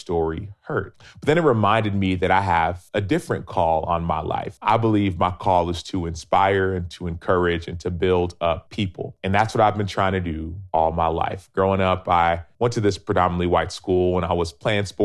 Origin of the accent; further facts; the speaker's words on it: Dallas, Texas, United States; I was born and raised in Dallas